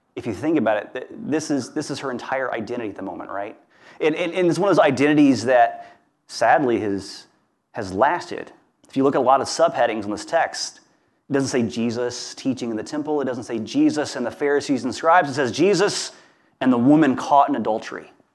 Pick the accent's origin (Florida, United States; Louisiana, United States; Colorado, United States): Louisiana, United States; Hammond; where I grew up in Hammond, Louisiana